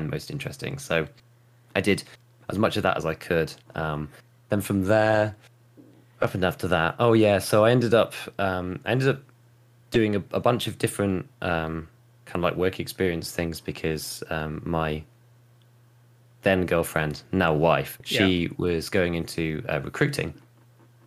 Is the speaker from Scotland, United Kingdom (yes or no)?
no; West Midlands, United Kingdom; I grew up in the West Midlands, out in the countryside, basically